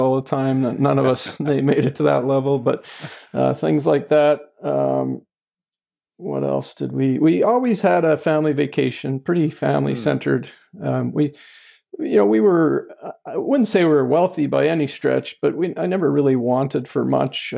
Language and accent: English; Edmonton, Alberta, Canada; also born or lived in Lethbridge, Alberta; I've spent my whole life in Alberta. I came to the Edmonton area in grade three